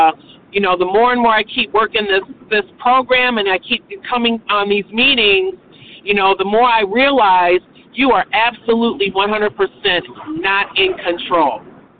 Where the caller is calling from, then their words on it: Michigan, United States; I'm calling in from Michigan.